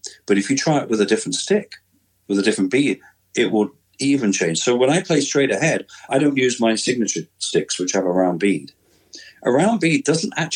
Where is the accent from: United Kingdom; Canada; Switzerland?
United Kingdom; moved away; also born or lived in United States; growing up in Britain